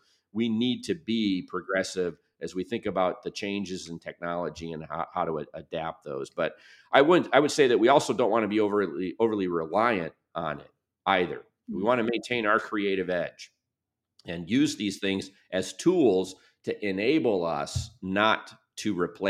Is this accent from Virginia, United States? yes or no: no; Birmingham, Michigan, United States; I go back to when I grew up in Birmingham, Michigan.